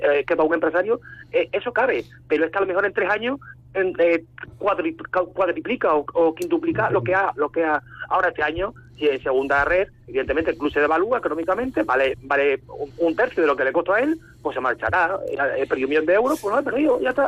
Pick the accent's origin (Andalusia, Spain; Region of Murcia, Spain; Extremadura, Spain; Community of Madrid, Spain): Extremadura, Spain; Mérida; con mis futbolistas de mi tierra, de mi ciudad